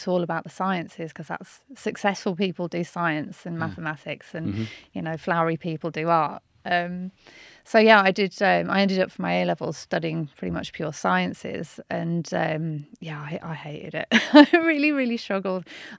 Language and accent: English; Birmingham, West Midlands, United Kingdom; I'm from Birmingham, North mm-hmm. Birmingham originally